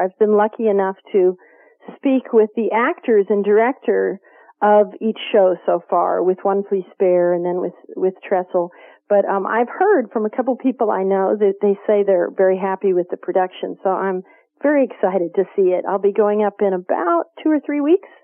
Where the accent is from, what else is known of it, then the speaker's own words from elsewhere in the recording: Kentucky, United States; I grew up in Kentucky